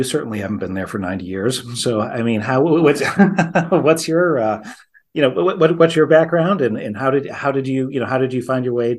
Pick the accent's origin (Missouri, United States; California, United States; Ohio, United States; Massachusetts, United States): Massachusetts, United States; because I grew up in Massachusetts myself, and even as a kid, you know, back in the 70s